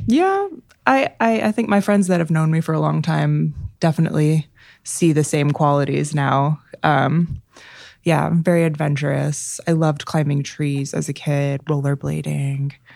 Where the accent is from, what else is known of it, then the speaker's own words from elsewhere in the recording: Chicago, Illinois, United States; I grew up in Chicago. Um, yeah, right in the city um, right across the street from Lincoln Park